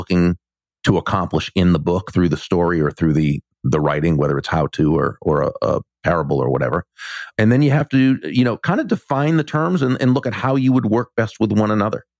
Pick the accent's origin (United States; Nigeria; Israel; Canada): United States; Massachusetts; now in Florida, United States; Growing up in Massachusetts, I knew many people from Puerto Rico